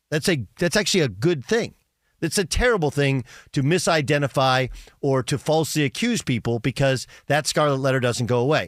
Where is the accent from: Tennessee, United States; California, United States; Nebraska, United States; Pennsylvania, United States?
California, United States; Orange County, Southern; We're both originally from Southern California, from Orange County